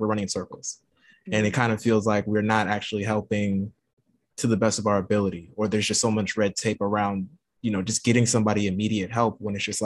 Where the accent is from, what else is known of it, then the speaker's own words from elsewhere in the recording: Louisiana, United States; moved away; also born or lived in Baton Rouge; I'm from Louisiana, and I'm living back in Louisiana now